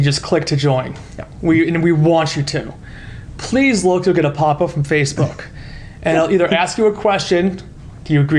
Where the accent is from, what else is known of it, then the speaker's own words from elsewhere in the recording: New Jersey, United States; moved away; I'm originally from New Jersey.